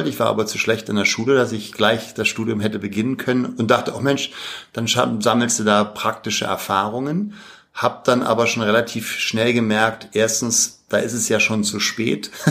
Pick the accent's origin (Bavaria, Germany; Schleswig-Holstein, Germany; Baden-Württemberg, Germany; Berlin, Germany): Berlin, Germany; also born or lived in Paris; lebe zurzeit in Berlin, da bin ich auch groß geworden. Ich bin zwar in Paris geboren, aber im dritten Lebensjahr dann nach Berlin.